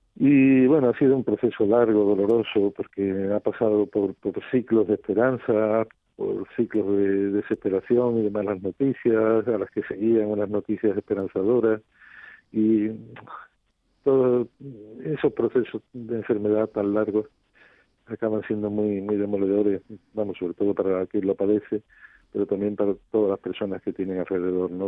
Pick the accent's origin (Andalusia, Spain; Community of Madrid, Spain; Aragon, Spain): Andalusia, Spain; Rota; ellos eligieran mi pueblo como, como segunda casa